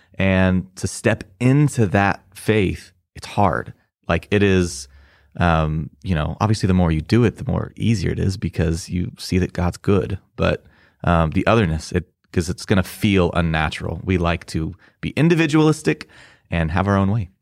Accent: Kansas, United States; I'd pretty much been in Kansas my whole life

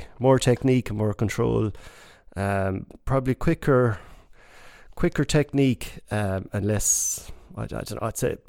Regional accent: Corofin, County Clare, Ireland; now in Ennis, Ireland; That's right. Yeah, I moved from Corofin to Ennis many years ago, and I play music mainly in Ennis.

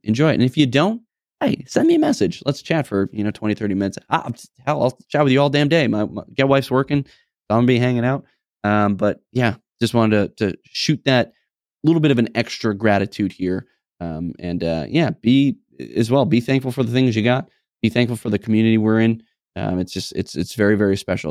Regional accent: New England, United States; I'm, we're from New England, I'm a Patriots fan

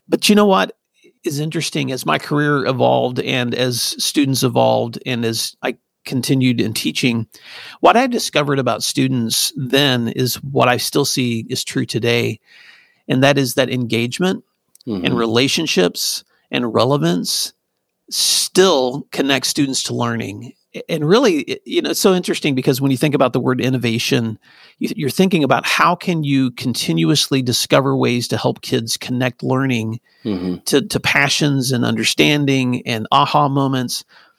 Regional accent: Tennessee, United States; also born or lived in California / New York / Virginia; now in Oklahoma; I grew up in Northwest Tennessee. My dad was in and out of the military in the Navy. So we also moved. So my life started in California. My growing up years were in West Tennessee.

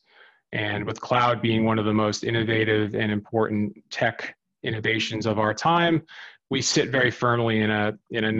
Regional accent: New Jersey, United States; moved away as an adult; also born or lived in New York / Sydney, Australia; I grew up in New Jersey, not too far from the quote unquote Jersey Shore

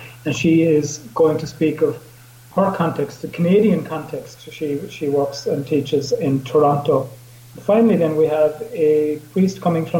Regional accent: Ireland

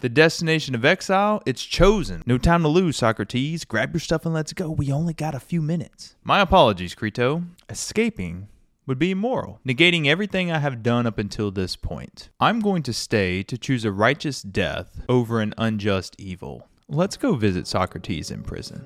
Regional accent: United States; as an American, I've grown up with that kind of more American attitude

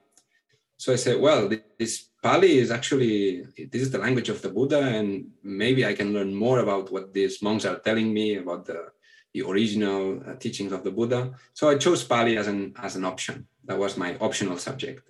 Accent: a small town near Barcelona, Catalonia, Spain; first language Catalan; English is a second language; also born or lived in India; I'm from Barcelona, from a small town near Barcelona.

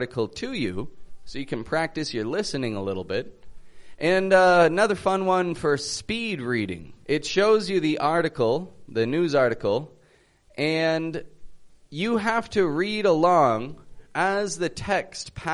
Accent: Toronto, Ontario, Canada; I'm from Toronto, Canada, and I teach the American accent

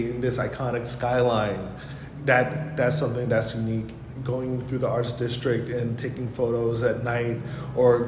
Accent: Hyattsville, Maryland, United States; now in Tulsa, United States; I'm not from Tulsa originally. Grew up in Hyattsville, Maryland, and it's right outside DC.

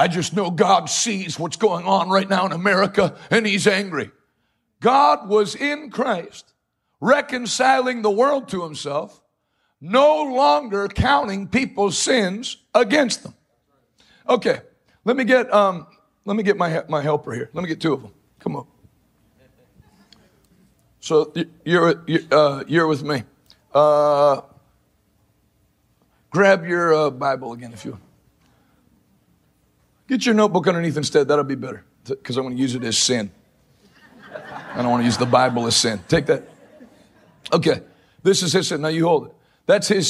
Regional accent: East Coast, United States; I'm from the East Coast, so we're straight to the point

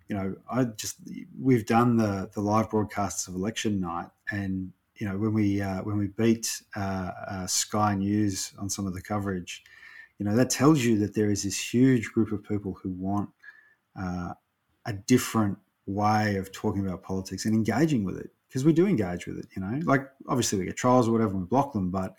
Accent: Ballarat, Victoria, Australia; I grew up in Ballarat in a time that was really conservative

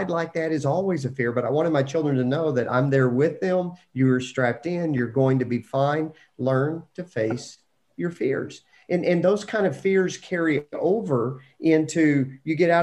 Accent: Lubbock, Texas, United States; growing up in Lubbock, Texas, you could jump on your bike and just ride wherever you wanted to go.

